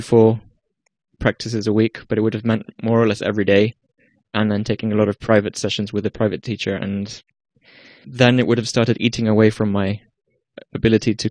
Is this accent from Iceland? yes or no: yes; Iceland; moved away as an adult; now in Amsterdam, Netherlands; I am from Iceland, but I'm half English, in case you were wondering about the accent.